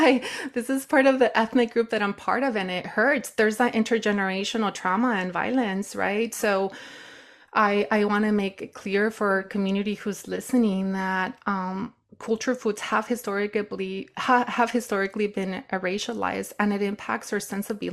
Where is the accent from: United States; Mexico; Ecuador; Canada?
Mexico; Nayarit; I grew up in the Sierra in Nayarit, Mexico.